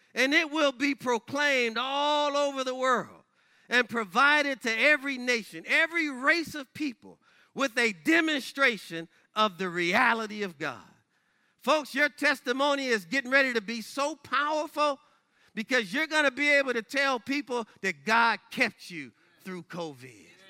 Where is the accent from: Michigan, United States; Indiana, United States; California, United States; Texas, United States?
Michigan, United States; my home state of Michigan